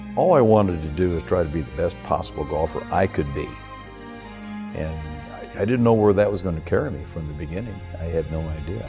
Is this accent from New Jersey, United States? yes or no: no; Kansas City, Missouri, United States; I grew up in Kansas City in, in, the middle of the Midwest where the winters are very cold